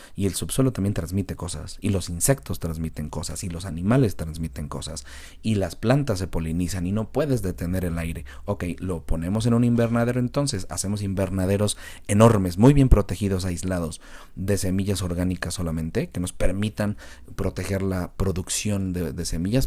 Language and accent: Spanish; Mexico; Como mexicanos